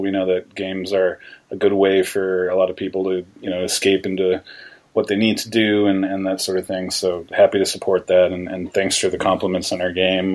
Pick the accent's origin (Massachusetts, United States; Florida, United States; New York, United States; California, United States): New York, United States; I'm native from New York State